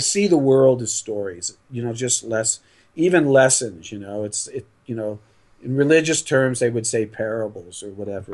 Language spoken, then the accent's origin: English; Los Angeles, California, United States; moved away; also born or lived in New York; I grew up in L.A.